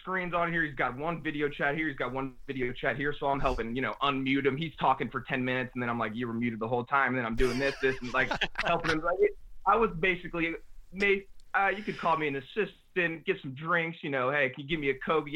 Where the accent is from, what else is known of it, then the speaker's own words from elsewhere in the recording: New Orleans, Louisiana, United States; also born or lived in New Jersey / Dallas; we moved to New Orleans when I was 5 years old, so like, I don't have many memories before New Orleans